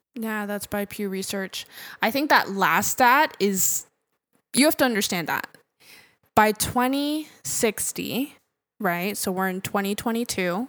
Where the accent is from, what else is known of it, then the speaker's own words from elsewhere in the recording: Nigeria; as an African, um, as a Nigerian